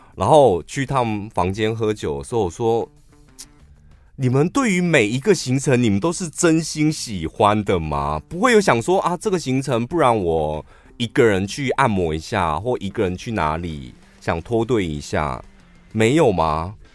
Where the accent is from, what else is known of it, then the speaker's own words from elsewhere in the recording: Taiwan; 我们台湾人不习惯给台湾人小费